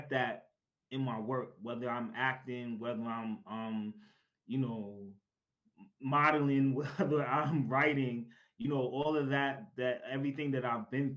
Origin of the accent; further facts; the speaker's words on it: New York City, New York, United States; I am originally from, or I'm born and raised in Brooklyn, New York, and still residing in Brooklyn, New York